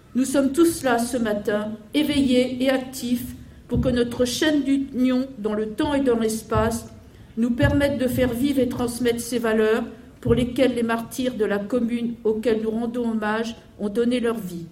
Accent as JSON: {"language": "French", "country": "France", "said": "chez nous en France"}